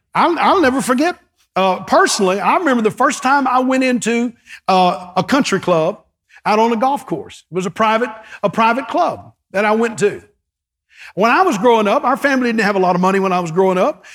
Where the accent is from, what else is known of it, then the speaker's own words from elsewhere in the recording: East Texas, United States; I grew up in East Texas with, with five, with four brothers